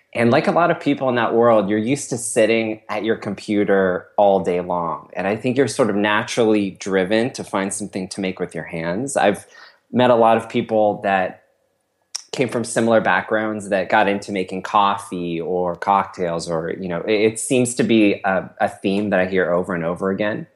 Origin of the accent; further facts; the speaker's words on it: Cupertino, California, United States; I grew up in Cupertino, which is sort of in Silicon Valley